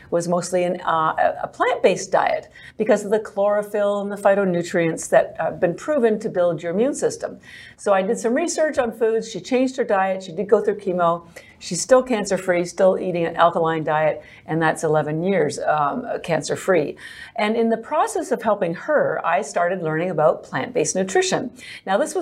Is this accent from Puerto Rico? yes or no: no; Canada; moved away as an adult; now in Boston, United States; I'm actually Canadian, but I've lived in Boston for 33 years.